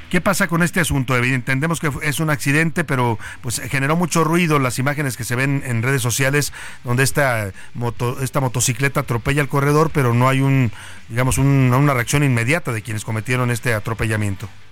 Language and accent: Spanish; Mexico